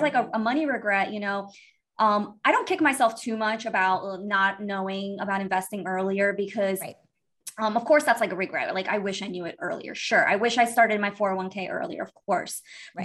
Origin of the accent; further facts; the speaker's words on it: Miami, Florida, United States; moved away as an adult; also born or lived in Brazil / New York; I was born in Brazil, um, and we moved to the United States. My mom and my other other little sister. We moved to the United States when I was eight years old. Um, I actually grew up in Miami